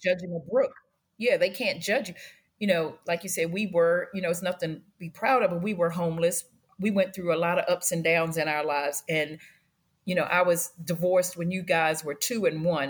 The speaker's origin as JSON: {"language": "English", "town": "Washington", "region": "District of Columbia", "country": "United States", "tie": "born or raised there", "said": "I grew up in Washington, D C, and we started out in Northwest Washington off of Georgia Avenue"}